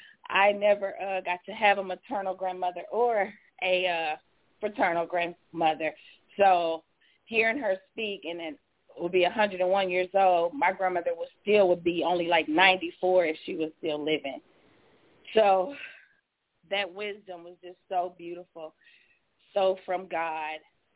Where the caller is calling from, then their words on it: Charleston, West Virginia, United States; I'm from Charleston, West Virginia.